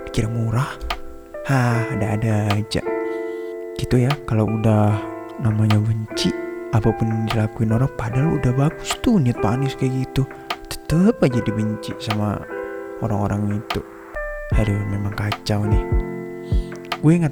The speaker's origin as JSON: {"language": "Indonesian", "region": "Kalimantan", "country": "Indonesia", "said": "karena gue orang Kalimantan jadi tahu"}